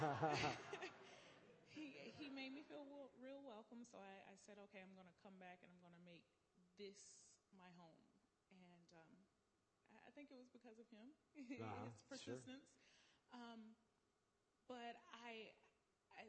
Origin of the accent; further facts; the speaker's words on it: Sanford, Florida, United States; I'm from Sanford, Florida.